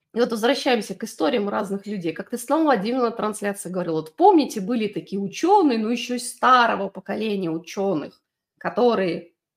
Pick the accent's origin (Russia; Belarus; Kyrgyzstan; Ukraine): Belarus; я выросла в Беларуси, в военном городке